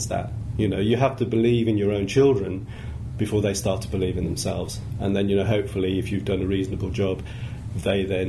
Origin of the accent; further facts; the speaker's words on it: Birmingham, West Midlands, United Kingdom; I grew up in Birmingham, and I've always thought Birmingham has got a lot of warm-hearted people